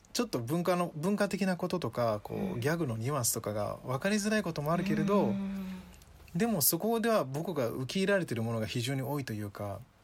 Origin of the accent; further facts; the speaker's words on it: Japan; Japanese is a second language; also born or lived in Ghana; 自分は日本という環境で育った